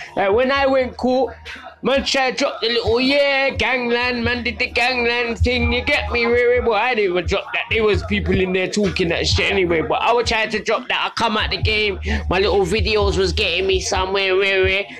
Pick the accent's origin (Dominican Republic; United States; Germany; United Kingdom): United Kingdom; London; now in Southend, United Kingdom; I grew up in Brixton in the 70s. 80s, 90s